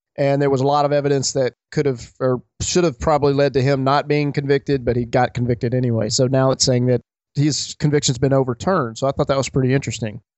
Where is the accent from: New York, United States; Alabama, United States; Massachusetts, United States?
Alabama, United States; I grew up in Alabama